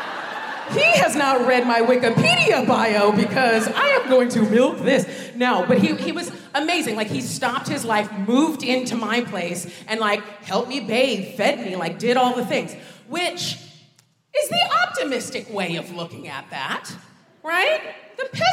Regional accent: United States; moved away as an adult; now in United Kingdom; when I was growing up in America

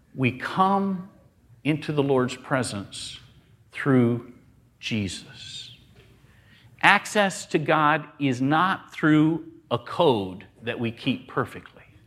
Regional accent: the South, United States; I grew up in the South

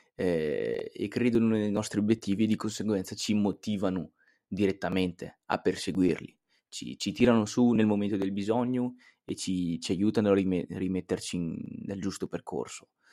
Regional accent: Italy; E in Italia, in Italia abbiamo questo detto qui, chi fa da sé fa per tre

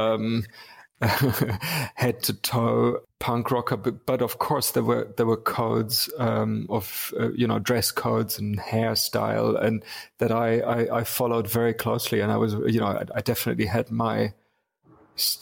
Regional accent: Wuppertal, North Rhine-Westphalia, Germany; moved away as an adult; also born or lived in Munich / England; I was born in Munich, but raised mainly in a city called Wuppertal

